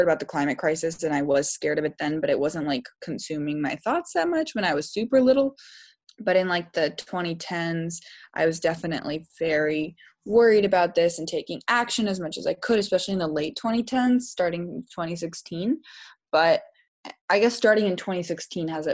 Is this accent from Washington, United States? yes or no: yes; Seattle, Washington, United States; Growing up in the Pacific Northwest, which is a very environmentally beautiful area, like there is just green. We are called the Emerald City